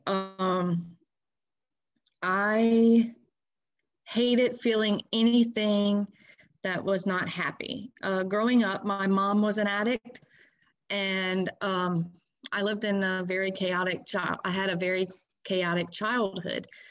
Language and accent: English; Baton Rouge, Louisiana, United States; I am from Baton Rouge, Louisiana, uh, kind of on the outskirts of Baton Rouge